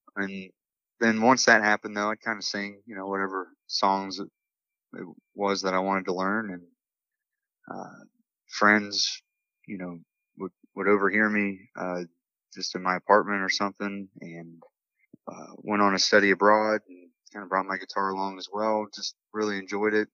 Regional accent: Morgantown, West Virginia, United States; I'm from Morgantown, West Virginia, born and raised

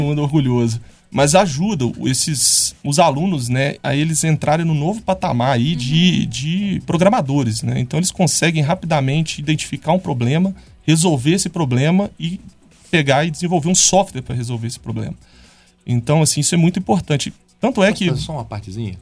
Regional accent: São João del-Rei, Minas Gerais, Brazil; Eu também sou de São João

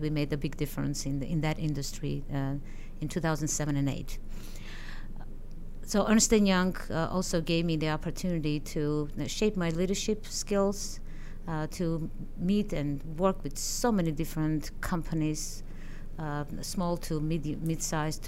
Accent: Armenia; moved away as an adult; now in United States; I am originally from Armenia. I had my education there as an economist, as a scientist

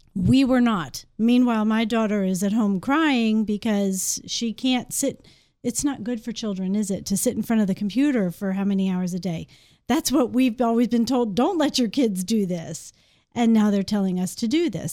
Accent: Maryland, United States; moved away as an adult; now in Shepherdstown, United States; I grew up in Maryland

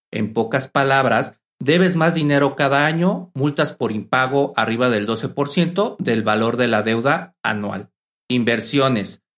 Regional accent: Mexico; mi país México

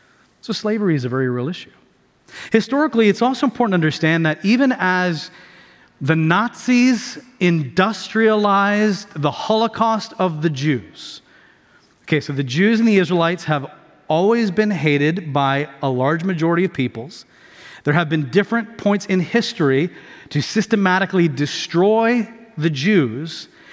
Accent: Tanzania; also born or lived in Houston; I grew up in East Africa. I was born in Houston, 5 years old. My family, we moved to Tanzania, East Africa. So sub-Saharan East Africa, East Coast.

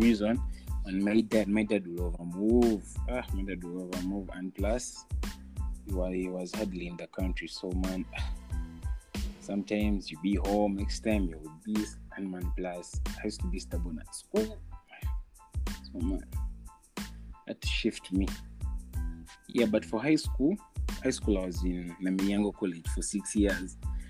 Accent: Ntungamo, Western Region, Uganda; Then I was in some school in Ntungamo. I come from Ntungamo.

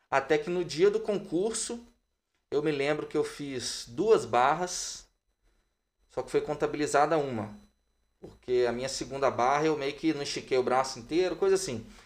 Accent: Juiz de Fora, Minas Gerais, Brazil; moved away as an adult; now in Belo Horizonte, Brazil; eu sou de Juiz de Fora, natural de Juiz de Fora, eu vim para Belo Horizonte no ano de 2006, mas toda a minha infância, adolescência foi em Juiz de Fora.

